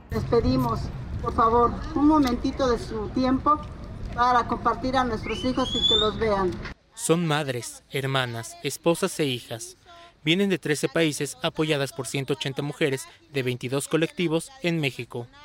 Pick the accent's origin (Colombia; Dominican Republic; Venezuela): Colombia; Vengo de Colombia buscando a mi hija